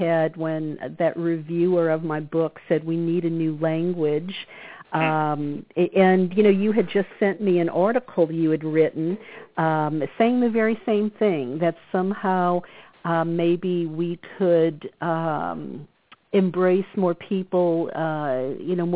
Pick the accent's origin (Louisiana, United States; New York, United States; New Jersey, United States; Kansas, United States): Louisiana, United States; New Orleans; moved away as an adult; also born or lived in California; I grew up in the Bible Belt of New Orleans